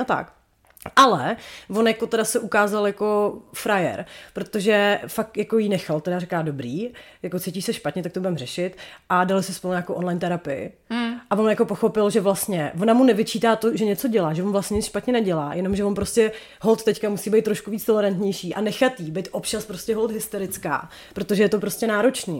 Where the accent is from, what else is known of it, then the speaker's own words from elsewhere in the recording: Chomutov, Ústí nad Labem Region, Czechia; u nás v Chomutově je to přece jenom trošku tradičnější